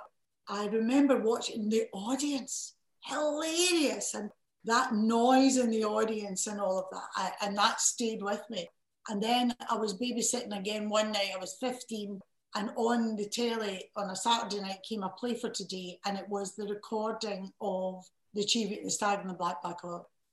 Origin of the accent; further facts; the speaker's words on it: Lanarkshire, Scotland, United Kingdom; also born or lived in Edinburgh; I was from Lanarkshire